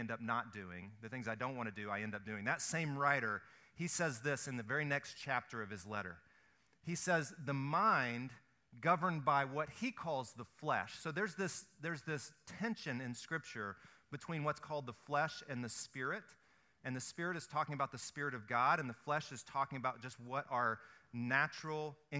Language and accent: English; the South, United States; I grew up in the South. We fry everything